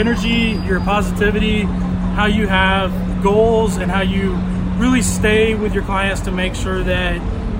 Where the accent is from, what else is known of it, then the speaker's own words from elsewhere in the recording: South Carolina, United States; moved away as an adult; now in San Francisco, United States; I'm originally from South Carolina. I've been here in San Francisco for almost 4 years.